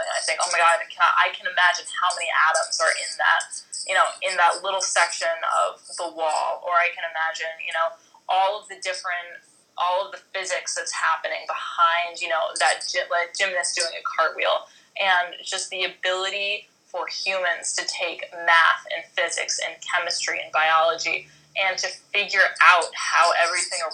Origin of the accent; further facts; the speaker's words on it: East Coast, United States; I'm from the East Coast.